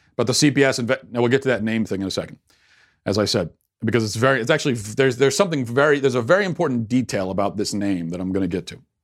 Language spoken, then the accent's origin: English; United States; as an American citizen myself